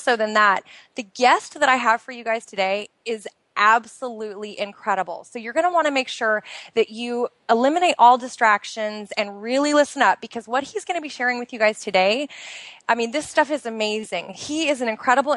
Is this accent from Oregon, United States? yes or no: yes; outside of Portland, Oregon, United States; moved away as an adult; now in Bahrain; I am originally from the United States. I grew up outside of Portland, Oregon, which is in the Pacific Northwest of the United States.